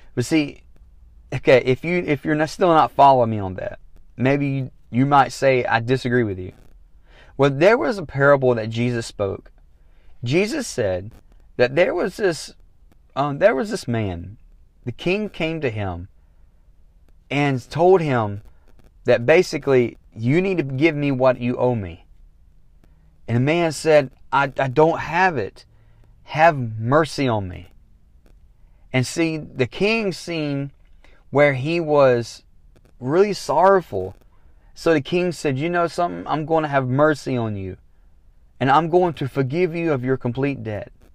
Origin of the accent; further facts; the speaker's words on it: the South, United States; I'm from the South